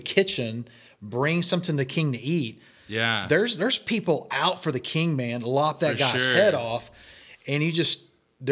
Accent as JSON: {"language": "English", "region": "Texas", "country": "United States", "moved": "yes", "lives_now": "Camano Island, United States", "said": "I'm from Texas"}